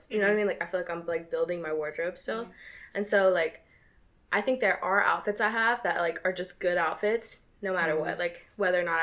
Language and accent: English; the South, United States; I'm from the South